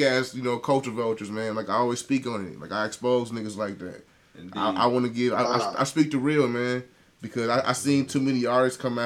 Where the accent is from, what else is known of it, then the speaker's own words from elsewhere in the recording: Minnesota, United States; We from Minnesota